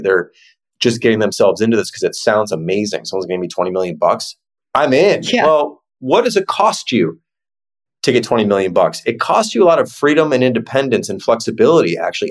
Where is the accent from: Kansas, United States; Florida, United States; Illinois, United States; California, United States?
Illinois, United States; Chicago; it's this Midwestern mindset. I'm from Chicago